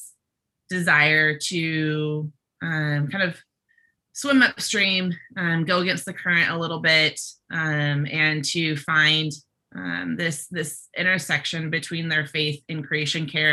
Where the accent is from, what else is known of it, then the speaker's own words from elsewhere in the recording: Bay Area, California, United States; I grew up in the Bay Area